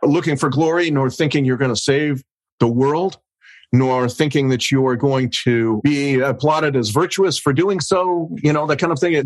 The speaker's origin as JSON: {"language": "English", "country": "United States", "said": "I'm an American"}